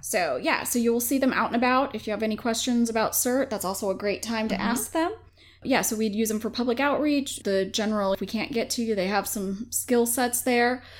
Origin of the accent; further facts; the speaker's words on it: Minnesota, United States; now in James City County, United States; I'm from Minnesota.